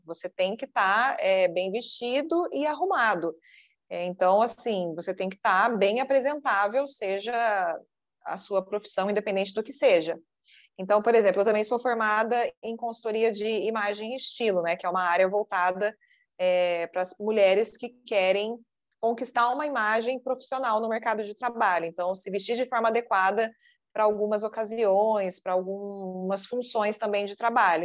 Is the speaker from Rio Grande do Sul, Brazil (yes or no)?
no; Poços de Caldas, Minas Gerais, Brazil; moved away as an adult; also born or lived in Campinas; Eu sou de Poços de Caldas, Minas Gerais